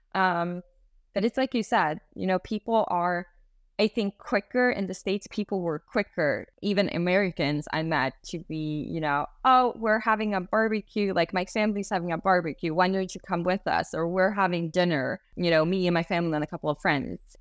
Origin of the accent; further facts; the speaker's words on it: Sweden; I was born and raised in Sweden and then have a different culture in the background